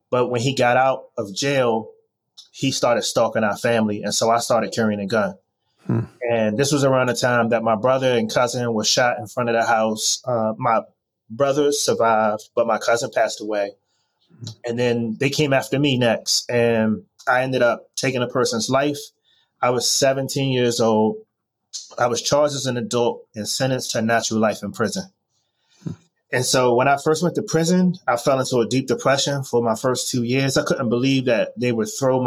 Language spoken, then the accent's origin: English; Washington, District of Columbia, United States; moved away; also born or lived in Miami / Baltimore / New York; I was born in Washington, D.C., and grew up under difficult circumstances back in the late 80s and early 90s